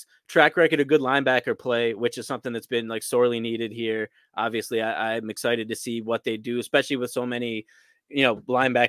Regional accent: Scranton, Pennsylvania, United States; I'm from Scranton, Pennsylvania, right up the street.

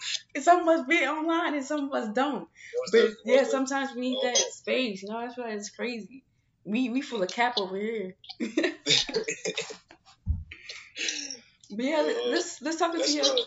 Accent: St. Louis, Missouri, United States; now in Arizona, United States; I'm not from here. I'm not from Arizona. You know, I'm from St. Louis

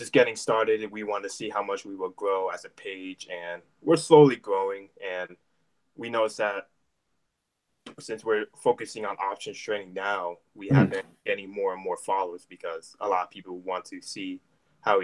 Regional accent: United States; also born or lived in Germany / New Jersey / Florida; now in Tampa, United States; I am originally from Germany, but raised in New Jersey and Florida. I currently live in Tampa, Florida right now, and I'm in college right now.

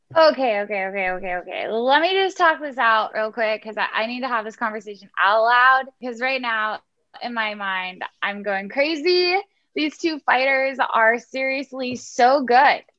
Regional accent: Houston, Texas, United States; I'm from Houston.

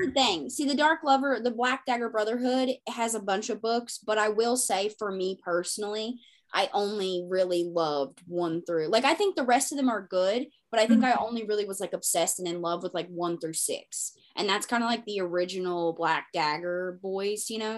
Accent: the Bible Belt, United States; I come from the Bible Belt

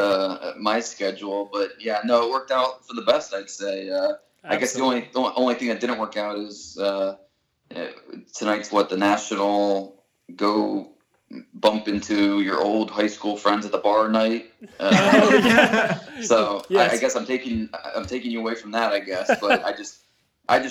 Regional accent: Warren, Ohio, United States; moved away as an adult; also born or lived in Akron, Ohio; now in Texas, United States; I was born in Akron. And then when I was 3 months old, moved to Warren, Ohio, where I grew up, and moved to Texas after I graduated from Mount Union

